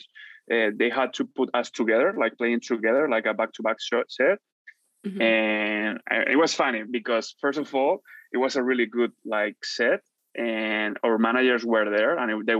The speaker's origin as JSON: {"language": "English", "town": "Madrid", "region": "Community of Madrid", "country": "Spain", "also_born_or_lived": "Vancouver, Canada", "second_language": "English", "said": "Barrio del Pilar is like my hood, you know, my hood in Madrid. So I'm like, I'm from Madrid."}